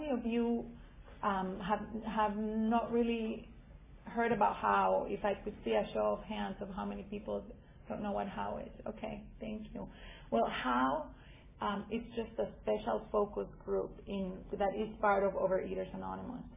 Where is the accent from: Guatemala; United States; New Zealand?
Guatemala; moved away; I'm from originally from Guatemala